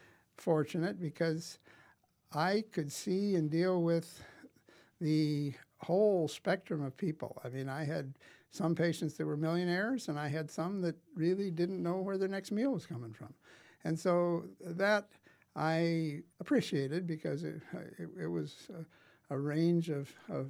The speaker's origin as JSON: {"language": "English", "town": "Wessington Springs", "region": "South Dakota", "country": "United States", "tie": "born or raised there", "said": "I grew up in Wessington Springs, or on a farm, actually, west of Wessington Springs"}